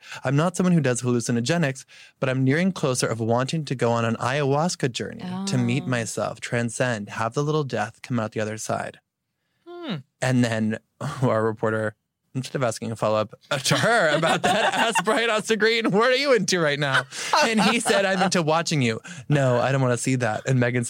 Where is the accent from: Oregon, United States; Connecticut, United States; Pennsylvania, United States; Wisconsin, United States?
Connecticut, United States; When I grew up in Connecticut